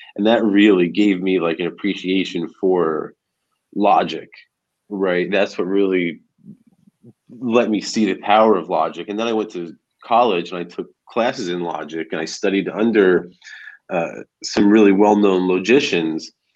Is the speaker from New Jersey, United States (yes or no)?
yes; New Jersey, United States; moved away as an adult; now in Florida, United States; I'm I'm originally from Jersey. Uh, I grew up about 15 minutes outside of Lower Manhattan, and I lived there for most of my life.